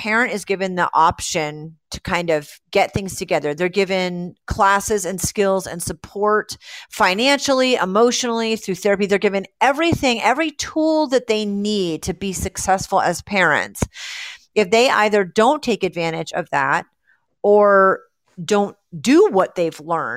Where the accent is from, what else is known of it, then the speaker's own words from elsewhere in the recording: Rhode Island, United States; moved away; I was raised in Rhode Island, and I flew back to Rhode Island.